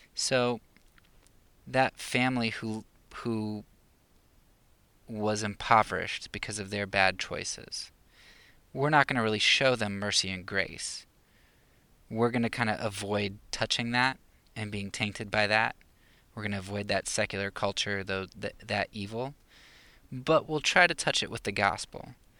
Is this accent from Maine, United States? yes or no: no; Pennsylvania, United States; moved away as an adult; now in Romania; I'm not from the Bible Belt of the South, but, um, kind of a Bible Belt up in Pennsylvania